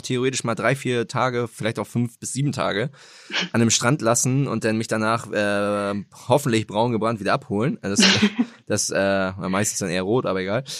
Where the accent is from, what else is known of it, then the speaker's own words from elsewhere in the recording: Germany; also born or lived in Greifswald; now in Hamburg, Germany; also ich bin in Hamburg geboren, äh, dann mhm. hier vor den Toren Hamburgs aufgewachsen